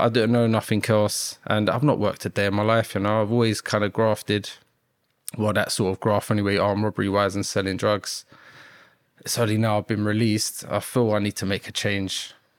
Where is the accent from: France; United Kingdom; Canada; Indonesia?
United Kingdom; Battersea, London; Well, I grew up in Battersea, South London.